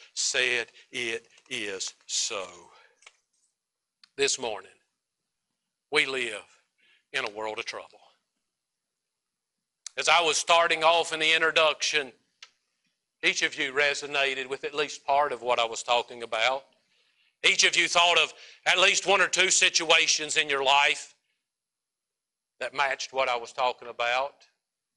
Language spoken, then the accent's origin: English; United States; as American Christians